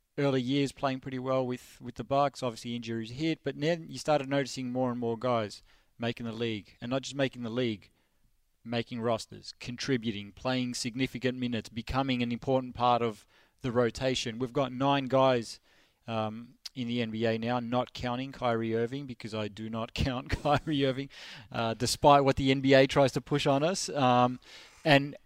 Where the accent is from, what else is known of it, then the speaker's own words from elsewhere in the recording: Melbourne, Victoria, Australia; I'm from Melbourne, Australia, born and raised.